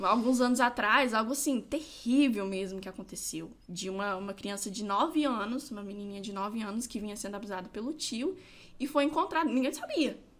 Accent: São Gabriel da Palha, Espírito Santo, Brazil; Eu nasci aqui em São Gabriel mesmo, sou capixaba da gema, gabrielense

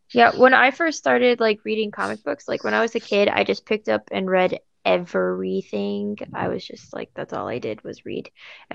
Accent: St. Louis, Missouri, United States; Hello. I'm from St. Louis

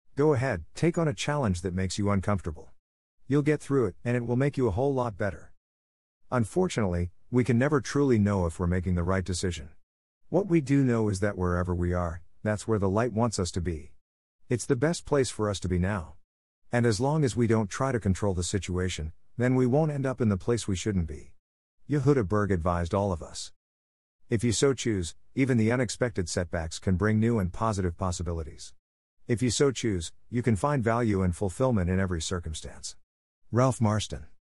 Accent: Luapula Province, Zambia; growing up in Luapula province of the Republic of Zambia

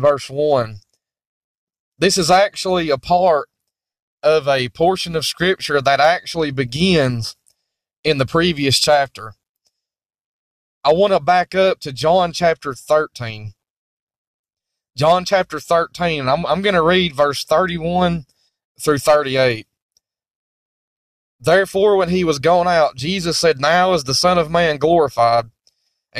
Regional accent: United States; I'm speaking as an American, as a Christian living in the United States of America

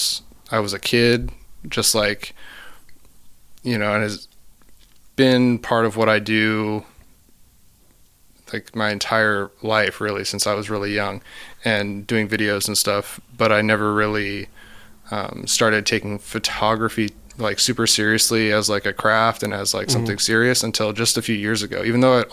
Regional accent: Oregon, United States; I grew up in Oregon on the coast in like a small town.

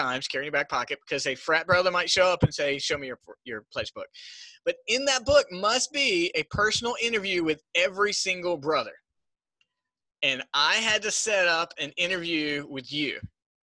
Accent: Smithfield, North Carolina, United States; I grew up in Smithfield, North Carolina.

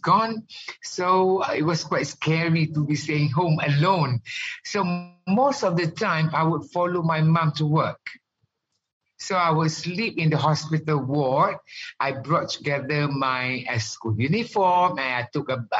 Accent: Kuala Terengganu, Terengganu, Malaysia; moved away as an adult; also born or lived in New York, United States; growing up in Kuala Terengganu

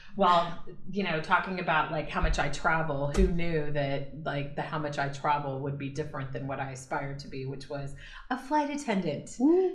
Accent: Marshalltown, Iowa, United States; moved away; I am from Iowa, central Iowa, a town called Marshalltown, Iowa

